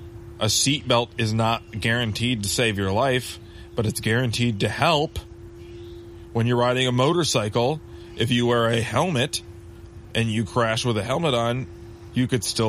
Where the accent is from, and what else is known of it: United States